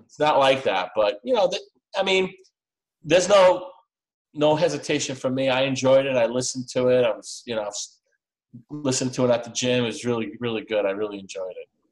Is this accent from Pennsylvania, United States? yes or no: no; New York, United States; I'm from New York as well